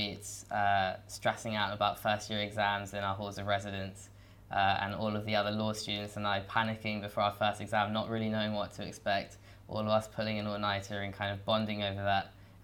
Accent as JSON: {"language": "English", "region": "London", "country": "United Kingdom", "tie": "born or raised there", "said": "I'm from London and I'm studying the LLB"}